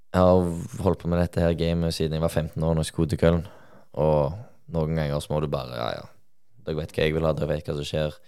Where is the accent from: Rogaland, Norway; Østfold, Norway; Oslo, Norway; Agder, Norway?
Rogaland, Norway; Sola; moved away as an adult; now in Molde, Norway; jeg er fra Sola, jeg holdt på å si Stavanger